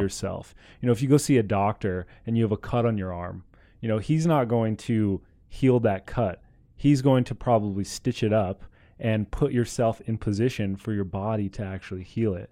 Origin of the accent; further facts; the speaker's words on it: Southern California, United States; I was born in Southern California